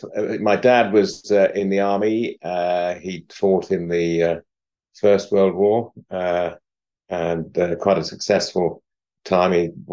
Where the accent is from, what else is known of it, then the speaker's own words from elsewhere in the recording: Kent, South East England, United Kingdom; also born or lived in Guernsey; now in Malmesbury, United Kingdom; I was brought up in the county of Kent, and I was born in Guernsey, in the Channel Islands, where my dad was the lieutenant governor.